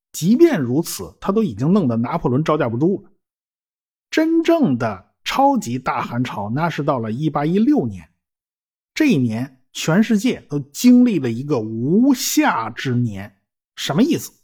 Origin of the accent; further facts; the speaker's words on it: China; 我们中国人